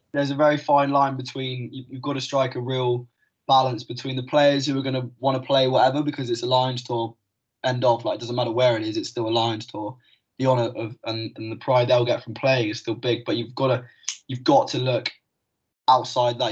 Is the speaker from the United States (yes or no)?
no; Kingsbridge, South West England, United Kingdom; moved away; I am from Devon, nice little town called Kingsbridge down there.